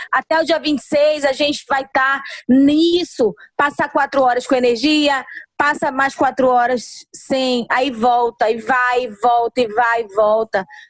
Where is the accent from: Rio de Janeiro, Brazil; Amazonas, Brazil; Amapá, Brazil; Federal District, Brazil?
Amapá, Brazil; nós somos brasileiros, nós somos amapaenses